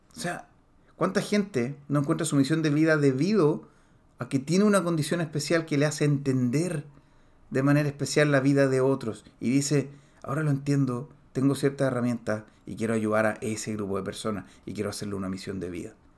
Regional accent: Chile; en Chile, en mi país

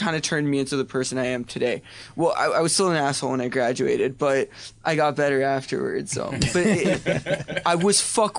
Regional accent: New York City, New York, United States; born or raised there

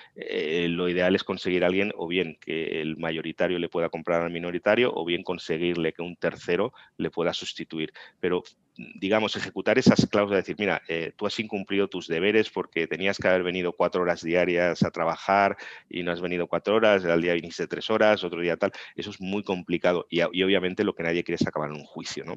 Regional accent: Tarragona, Catalonia, Spain; also born or lived in Navarra; yo nací en Tarragona

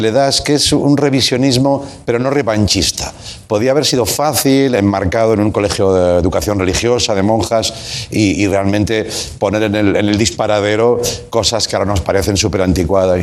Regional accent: Tarragona, Catalonia, Spain; moved away as an adult; also born or lived in Barcelona; Yo vivía en Barcelona, fui a trabajar a Barcelona, yo soy de Tarragona

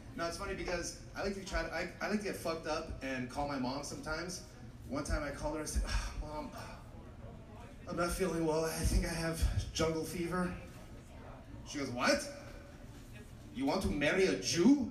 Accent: Los Angeles, California, United States; I'm from Los Angeles.

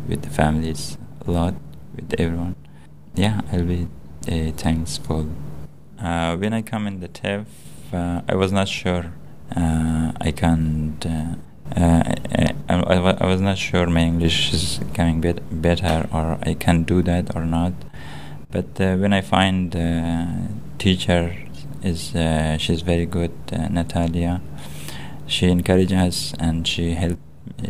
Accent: Afghanistan; first language Dari; English is a second language; also born or lived in United Arab Emirates; now in Australia; I come from Afghanistan

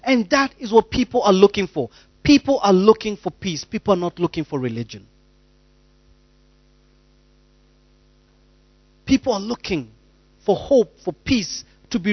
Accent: Rongai, Kenya; moved away; I grew up in Deliverance Church Rongai, and we used to launch churches like popcorn

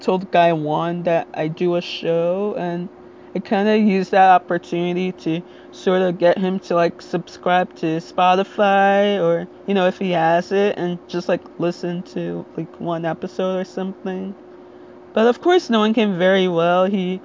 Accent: Little Ferry, New Jersey, United States

